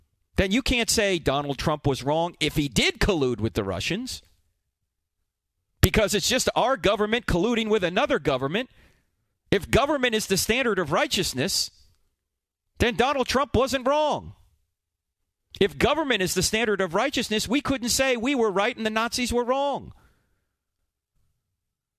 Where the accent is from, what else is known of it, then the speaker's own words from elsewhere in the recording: New Jersey, United States; I'm from New Jersey